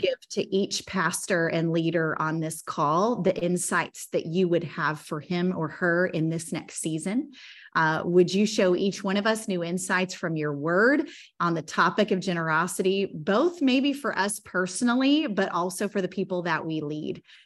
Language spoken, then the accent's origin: English; Bartlesville, Oklahoma, United States; We grew up in Bartlesville, Oklahoma, just on a rinky dink municipal golf course on hole 14